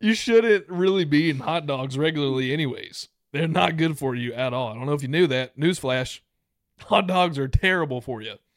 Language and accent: English; United States; also born or lived in Louisiana; I'm from Texas slash Louisiana